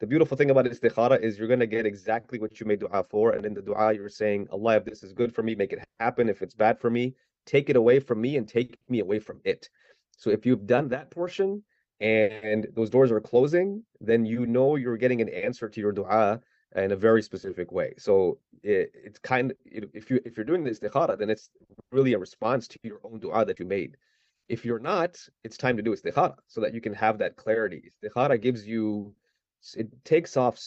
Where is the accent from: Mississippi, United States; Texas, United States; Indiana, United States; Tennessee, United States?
Mississippi, United States; South; moved away as an adult; also born or lived in Islamabad, Pakistan; I grew up in South Mississippi, didn't really have a Muslim community, so just kind of was like a southern redneck kind of just growing up down there